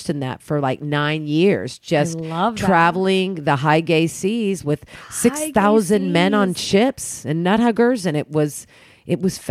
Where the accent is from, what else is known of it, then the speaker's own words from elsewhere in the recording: Oklahoma, United States; I grew up in Oklahoma